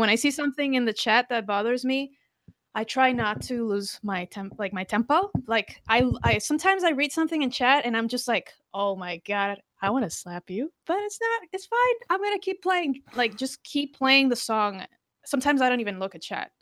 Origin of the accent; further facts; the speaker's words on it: Costa Rica; moved away; also born or lived in Brazil; I'm from Costa Rica, um, Hispanic. I speak three languages, Portuguese as well. I lived in Brazil four years